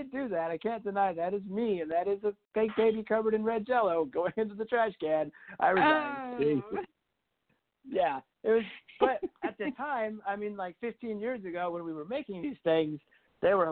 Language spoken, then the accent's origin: English; Huntsville, Alabama, United States; also born or lived in Athens, Alabama; I was born there, but I moved to Huntsville when I was 3. So technically, I just normally say I'm from Huntsville